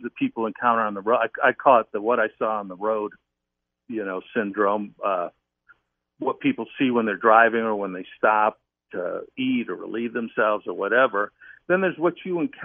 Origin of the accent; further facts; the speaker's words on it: Midwest, United States; now in Mojave Desert, United States; I grew up in the Midwest